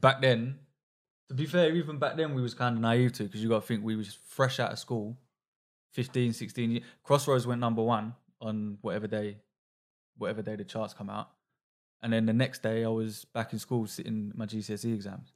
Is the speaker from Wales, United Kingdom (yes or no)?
no; London, United Kingdom